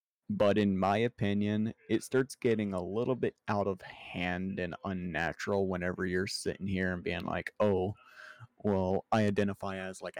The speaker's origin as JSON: {"language": "English", "region": "Florida", "country": "United States", "said": "I'm from Florida."}